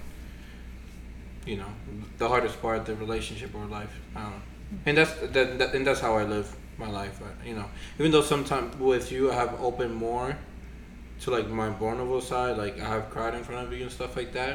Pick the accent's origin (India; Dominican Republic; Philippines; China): Dominican Republic; moved away; growing up in the Dominican Republic